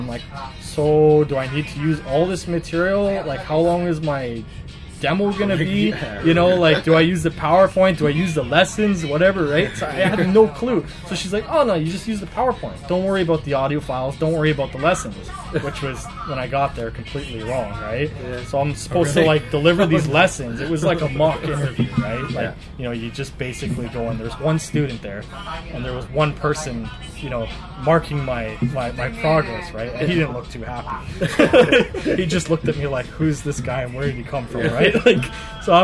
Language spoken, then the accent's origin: English; Canada; moved away as an adult; now in Zhuhai, China